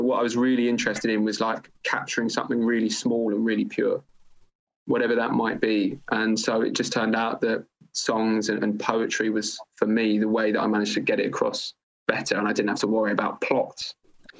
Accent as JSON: {"language": "English", "region": "London", "country": "United Kingdom", "tie": "born or raised there", "said": "I grew up in London, not exactly a dead end town, quite the opposite"}